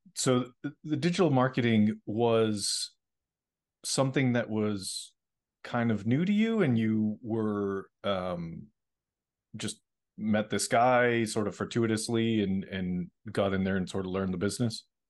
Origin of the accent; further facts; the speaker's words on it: Middleborough, Massachusetts, United States; now in Los Angeles, United States; I grew up in, uh, Middleborough